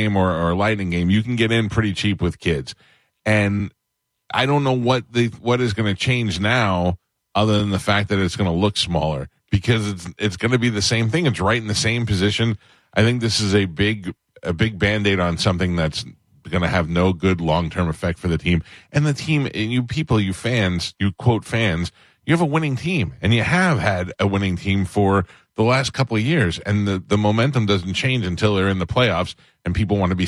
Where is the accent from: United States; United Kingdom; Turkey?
United States; New York City, New York; when I grew up in Staten Island